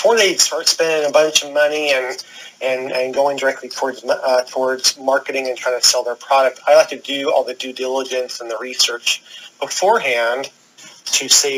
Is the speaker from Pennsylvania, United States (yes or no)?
no; New York City, New York, United States; now in Phoenix, United States; I'm originally from New York City. I've lived all around the nation, but currently reside in the Phoenix metro area in Arizona.